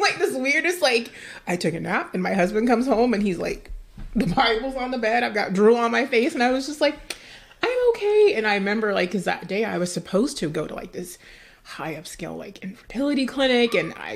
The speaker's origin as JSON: {"language": "English", "town": "Dallas", "region": "Texas", "country": "United States", "tie": "born or raised there", "said": "the culture I grew up in Dallas, Texas"}